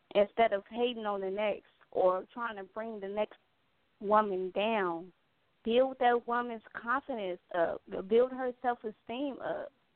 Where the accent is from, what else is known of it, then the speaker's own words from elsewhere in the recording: Gary, Indiana, United States; her and I, we are both from Gary, Indiana